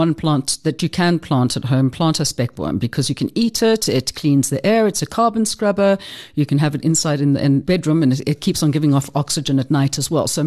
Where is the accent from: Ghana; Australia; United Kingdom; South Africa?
South Africa; I'm South African and British